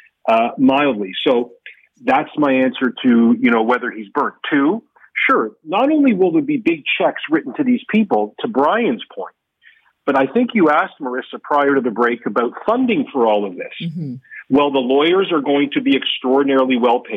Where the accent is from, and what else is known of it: Canada